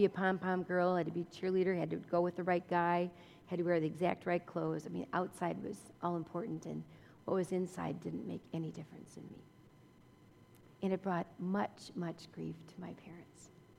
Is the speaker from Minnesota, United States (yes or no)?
no; Orange, New Jersey, United States; also born or lived in Philadelphia, United States / Madison, United States; I was born and raised in Orange, New Jersey, and then Philadelphia, and then to Madison, Wisconsin.